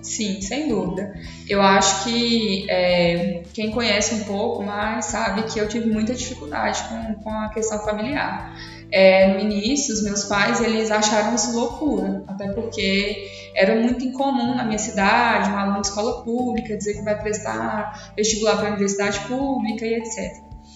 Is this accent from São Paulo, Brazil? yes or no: no; Paracatu, Minas Gerais, Brazil; eu sou de Paracatu, fica aqui em Minas, pertinho de Uberlândia também.